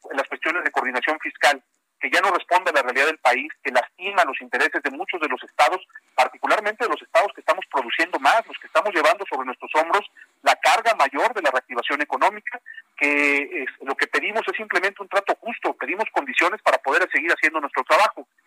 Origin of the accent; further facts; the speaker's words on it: Jalisco, Mexico; Yo soy jalisciense, pero también soy orgullosamente mexicano